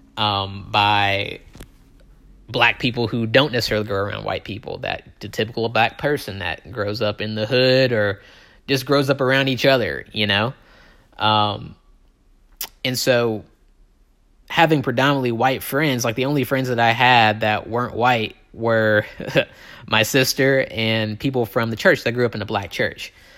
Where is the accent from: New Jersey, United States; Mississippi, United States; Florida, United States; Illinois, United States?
Mississippi, United States; Tupelo; I'm from Tupelo, Mississippi, okay? Um, it is probably as deep south as you're gonna get in this country